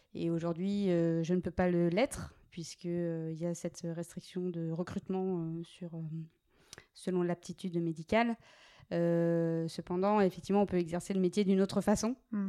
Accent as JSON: {"language": "French", "area": "Meurthe-et-Moselle", "region": "Grand Est", "country": "France", "moved": "as an adult", "lives_now": "Bordeaux, France", "said": "j'ai continué sapeur-pompier volontaire dans ma région d'origine, en Meurthe-et-Moselle"}